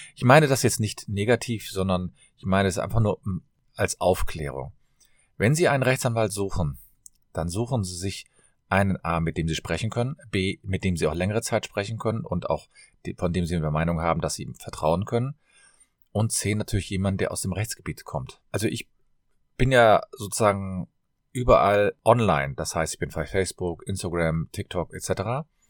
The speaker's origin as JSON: {"language": "German", "town": "Cologne", "region": "North Rhine-Westphalia", "country": "Germany"}